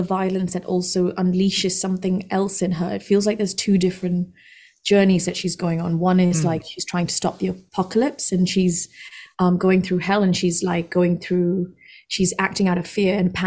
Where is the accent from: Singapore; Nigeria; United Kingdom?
Singapore; moved away; also born or lived in India; I was born in India, but I moved to Singapore when I was 3 or 4. So I grew up there.